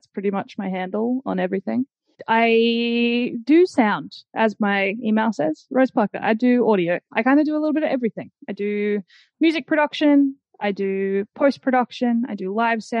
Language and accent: English; Brisbane, Queensland, Australia; born or raised there